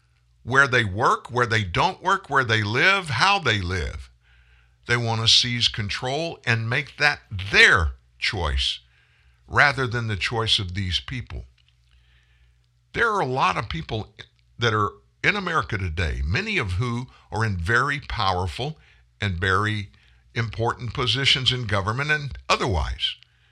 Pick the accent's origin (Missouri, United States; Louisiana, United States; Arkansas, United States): Louisiana, United States; I'm not a Cajun, which I am a Cajun from South Louisiana, but I'm not just that.